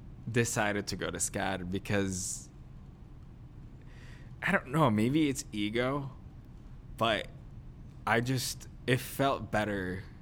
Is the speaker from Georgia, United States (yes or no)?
no; New Jersey, United States; I'm Jersey.